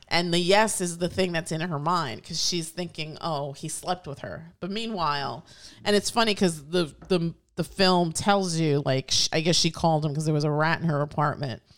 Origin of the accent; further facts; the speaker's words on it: New York City, New York, United States; as a New Yorker born and, and, and raised, I've, I've always loved my city